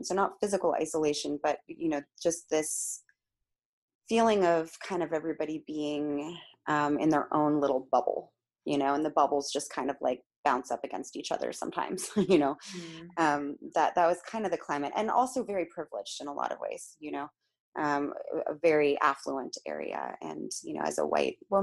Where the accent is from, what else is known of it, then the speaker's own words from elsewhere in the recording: Palo Alto, California, United States; I grew up in Palo Alto, California, which is in the San Francisco Bay Area, right in the heart of Silicon Valley